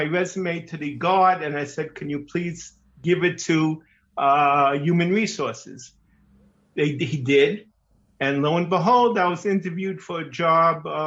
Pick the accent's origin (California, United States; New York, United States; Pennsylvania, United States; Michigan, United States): New York, United States; Brooklyn; first language English; moved away as an adult; now in Ma'ale Adumim, Israel; I am from Brooklyn, New York, 37 years, and I still have the accent.